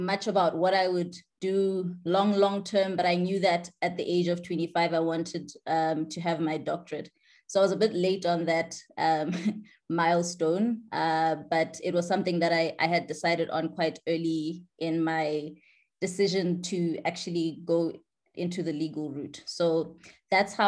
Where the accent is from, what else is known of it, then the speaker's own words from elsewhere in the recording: Johannesburg, Gauteng, South Africa; a Johannesburg born and bred girl. I grew up in Joburg